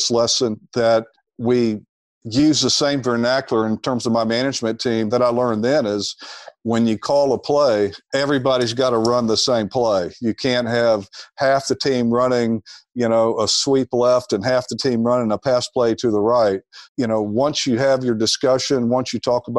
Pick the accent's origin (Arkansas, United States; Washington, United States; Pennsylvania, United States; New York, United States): Arkansas, United States; Little Rock; also born or lived in Dallas / New Jersey; now in Austin, United States; I grew up in Little Rock, Arkansas